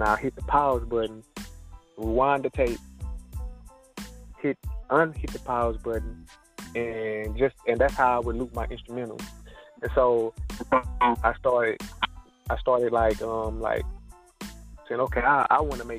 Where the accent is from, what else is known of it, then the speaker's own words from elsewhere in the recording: Fort Worth, Texas, United States; moved away; I was born and raised in Lake Como. Lake Como, Texas, that's my neighborhood